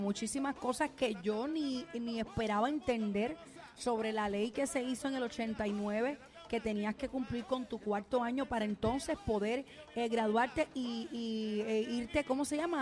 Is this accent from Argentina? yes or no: no; Puerto Rico; siendo puertorriqueña